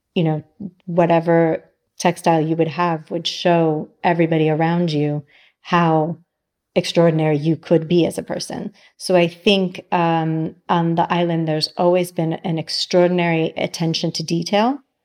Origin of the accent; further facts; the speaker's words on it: San Diego, California, United States; moved away as an adult; also born or lived in New York / Milan; now in Sardinia, Italy; I grew up in San Diego and I lived in New York my whole adult, adult life until I moved to Milan with Ivano